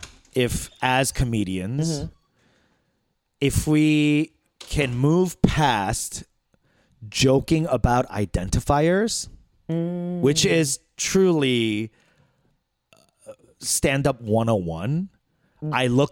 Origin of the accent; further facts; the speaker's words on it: Flushing, New York, United States; I grew up in Flushing